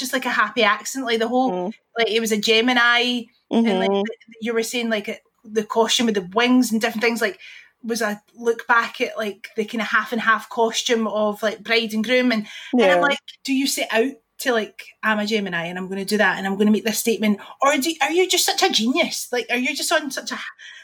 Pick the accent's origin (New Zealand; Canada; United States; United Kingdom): United Kingdom; Bellshill, Scotland; I'm from Bell's Hill